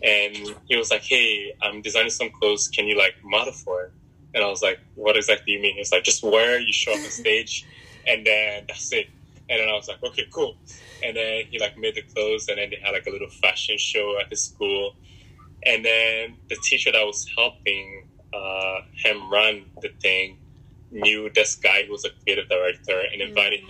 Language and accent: English; New York, United States; English is a second language; also born or lived in Republic of Congo / North Carolina / Philadelphia; I was I was mostly raised in New York, um, from like eleven till basically now. Um, New York is like my home